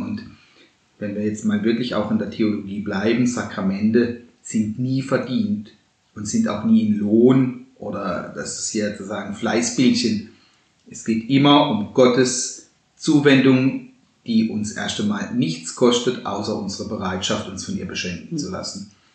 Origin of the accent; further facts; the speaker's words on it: Baden-Baden deanery, Baden-Württemberg, Germany; moved away; bei uns im Dekanat Baden-Baden, wo ich herkomme.